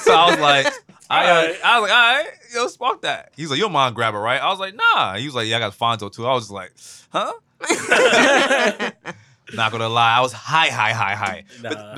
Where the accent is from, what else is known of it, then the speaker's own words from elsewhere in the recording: Queens, New York, United States; Queens. I am from Queens.